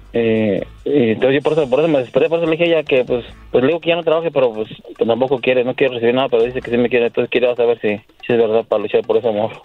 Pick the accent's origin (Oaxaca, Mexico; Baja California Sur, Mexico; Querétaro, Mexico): Querétaro, Mexico; moved away; Yo soy de Querétaro